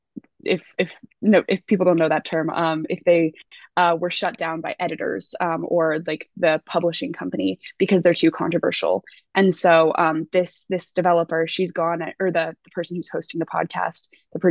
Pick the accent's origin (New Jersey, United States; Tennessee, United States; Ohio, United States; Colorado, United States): Colorado, United States; moved away as an adult; also born or lived in Washington, D.C. / Outer Banks, North Carolina / Virginia / Oxford; I'm from Colorado originally